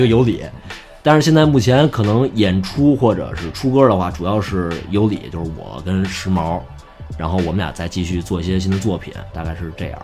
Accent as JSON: {"language": "Chinese", "region": "Beijing", "country": "China", "tie": "born or raised there", "said": "我是作为北京人嘛"}